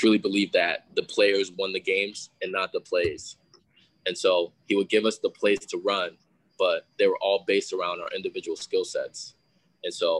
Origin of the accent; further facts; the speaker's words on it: Seattle, Washington, United States; we're both from the Northwest.